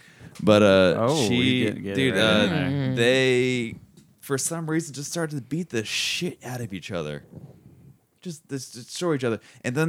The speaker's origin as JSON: {"language": "English", "town": "Gainesville", "region": "Florida", "country": "United States", "tie": "born or raised there", "also_born_or_lived": "Orlando / Chicago", "moved": "as an adult", "lives_now": "Seattle, United States", "said": "growing up in Gainesville. I came back for a bit, and now I went up to Seattle, and I got a basement for the first time in my life."}